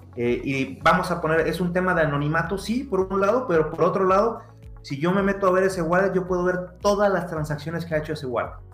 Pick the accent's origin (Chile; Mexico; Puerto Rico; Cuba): Mexico; como buen mexicano